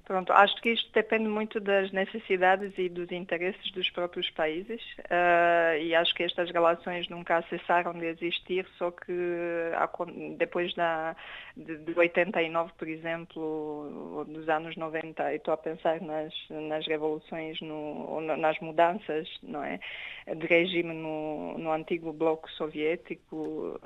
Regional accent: Romania; moved away; eu sou romeno

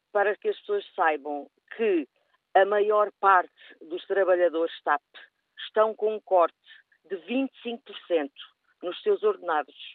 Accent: Portugal; sou portuguesa, tenho muito orgulho de ser portuguesa

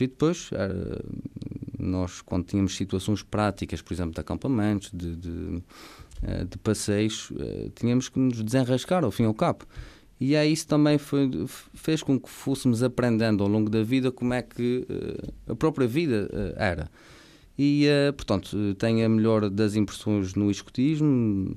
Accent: Ribeira Grande, Azores, Portugal; sou natural da Ribeira Seca, do Conselho da Ribeira Grande

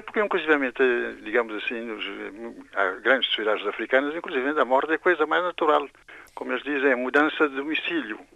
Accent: Santiago, Cape Verde; moved away; also born or lived in Belgium; eu sou de Santiago

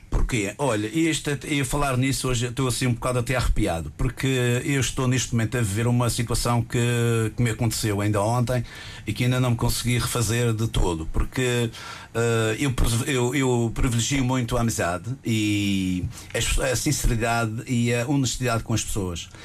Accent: Madeira, Portugal; É a minha terra, é a nossa terra, é a nossa Madeira

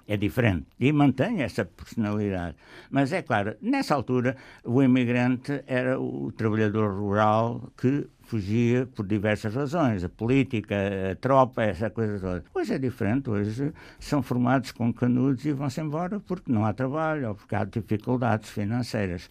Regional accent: Lisbon, Portugal; moved away as an adult; now in Canada; eu a continuo a ser lisboeta, né? o facto de 50 anos fora, e sou muito português lá fora

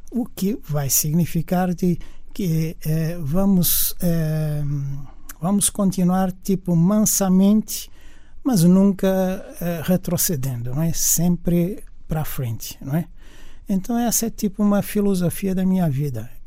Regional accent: Cape Verde; accent: Brazilian; moved away as an adult; also born or lived in Brazil; Bom, porque na verdade vivi durante muitos anos no Brasil, durante 15 anos, mas não só os 15 anos, mas 15 anos na altura da formação do homem. Né? Eu saí de Cabo Verde com 19 anos

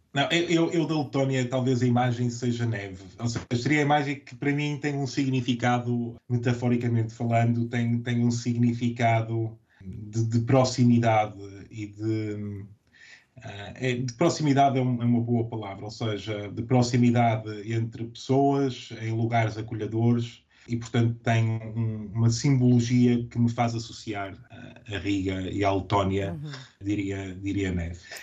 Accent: Portugal; moved away as an adult; also born or lived in Latvia / Switzerland / Guinea-Bissau; now in Edinburgh, United Kingdom; nós portugueses

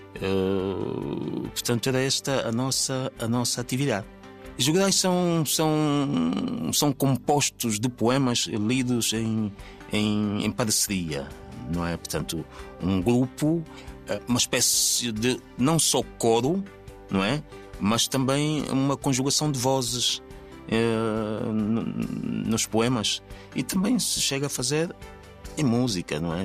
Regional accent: Angola; moved away as an adult; Eu, eu, sou proveniente do, de Angola, portanto, do teatro de Angola

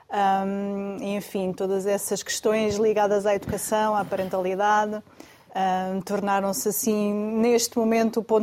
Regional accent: Lisbon, Portugal; Nascida e criada em Lisboa, Lisboa.

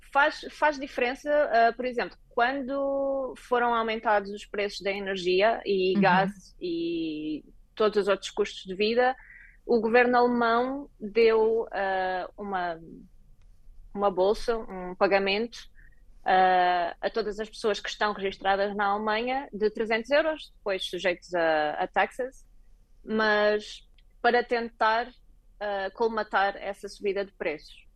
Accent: Portugal; moved away as an adult; also born or lived in Lisbon; now in Berlin, Germany; virei uma portuguesa pelo mundo

